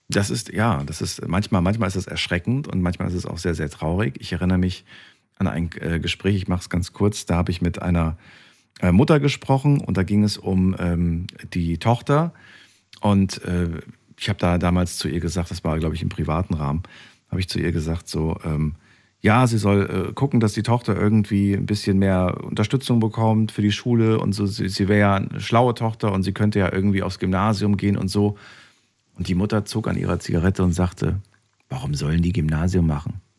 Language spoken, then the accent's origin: German; Zürich, Switzerland; ich bin aus Zürich.